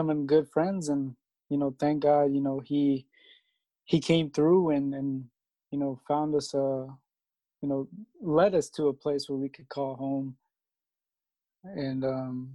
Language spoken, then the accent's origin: English; Alexandria, Virginia, United States; I'm from Alexandria